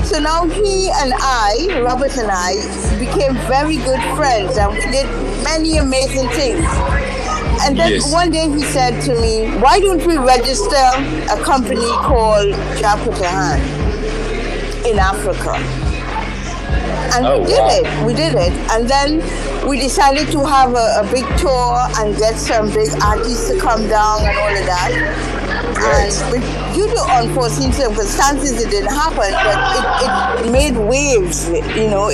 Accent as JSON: {"language": "English", "country": "Trinidad & Tobago", "moved": "yes", "lives_now": "United States", "said": "I am from the Caribbean, to an island state called Trinidad and Tobago"}